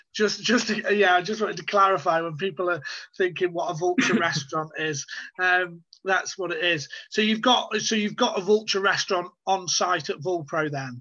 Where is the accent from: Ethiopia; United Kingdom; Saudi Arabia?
United Kingdom; as someone who's British